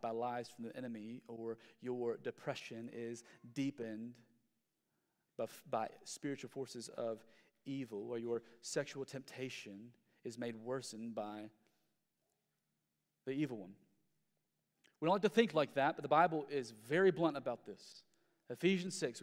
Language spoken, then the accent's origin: English; United States; we as Western Americans